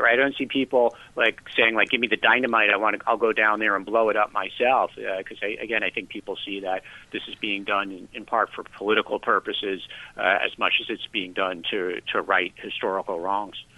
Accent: United States; now in Taiwan; as an American

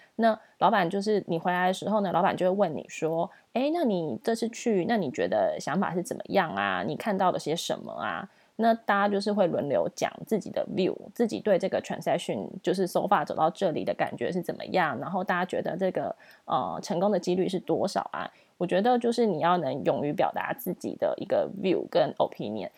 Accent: Taiwan; also born or lived in United Kingdom / Singapore; 我们在新加坡认识的那些台湾朋友

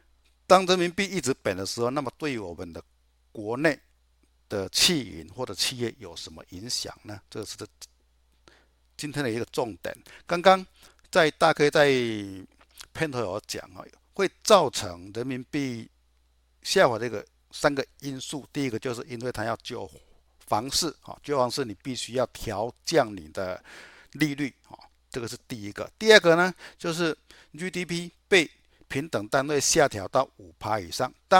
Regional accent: Chiayi, Taiwan; 大家好，我是嘉义的

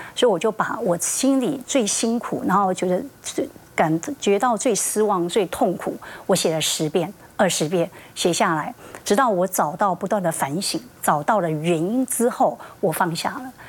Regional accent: Taiwan; 我就是从台湾来的一个小城里面的姑娘

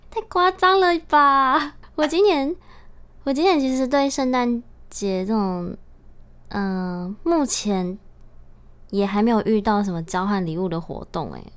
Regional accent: Taitung County, Taiwan; 身为台东小孩更是习惯吧

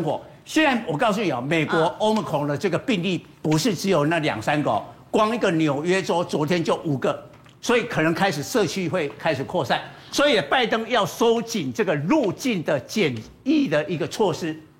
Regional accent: Taiwan; 那台湾不是啊，台湾是出口，我们是美国的供应链。

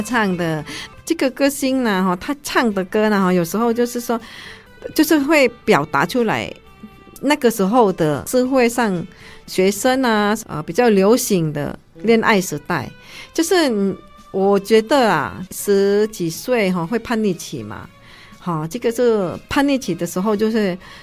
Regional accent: Indonesia; moved away as an adult; now in Taiwan; 我们印尼人比较爱国

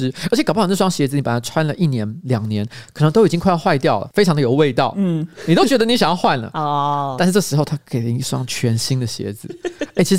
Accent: Tainan, Taiwan; 我们台南人别干

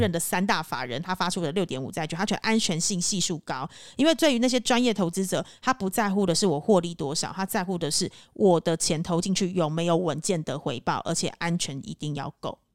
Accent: Taipei, Taiwan; now in Cambodia; 我自己是身为台北人

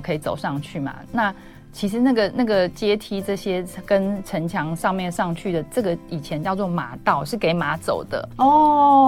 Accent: Taipei, Taiwan; 我，我也是台北人

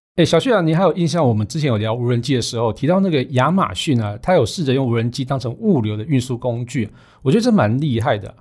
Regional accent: Su'ao, Yilan County, Taiwan; 我老家是捕鱼世家，在南方澳那边嘛

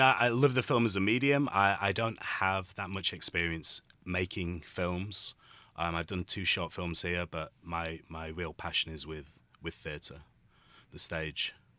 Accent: Yorkshire and the Humber, United Kingdom; now in Taiwan; I'm from the U K, uh, from a place called Yorkshire

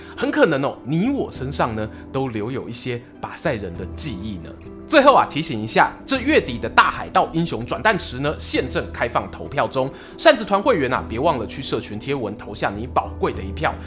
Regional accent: Yilan County, Taiwan; 我故乡伊兰的苏澳港旁边

